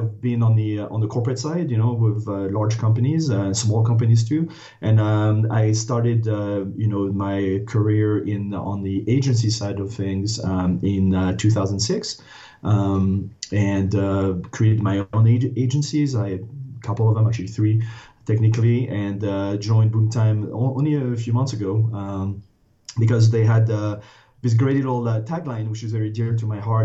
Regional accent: France; English is a second language; moved away as an adult; now in United States; I was born and raised in France, went to a business school on the east coast of the U.S., decided to stay

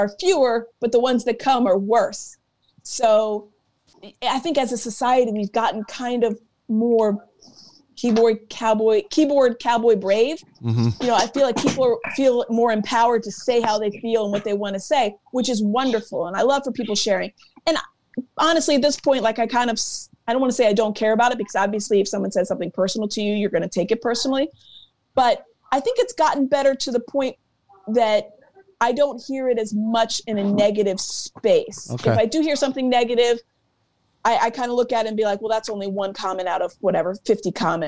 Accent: Virginia, United States; moved away as an adult; also born or lived in Kentucky / Nashville / Baltimore; now in Philadelphia, United States; I moved here from Baltimore. My family's from Virginia. I grew up there until I was 18.

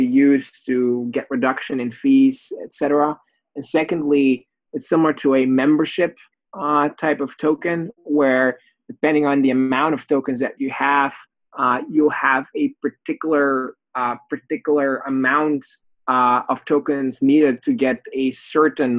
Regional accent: Belgium; moved away; also born or lived in Oxford; I'm originally from Belgium.

